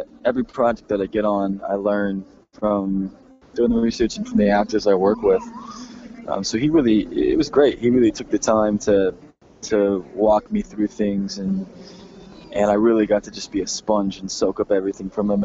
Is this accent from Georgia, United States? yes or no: no; Texas, United States; I grew up in Texas, so it was maybe more cowboys than Indians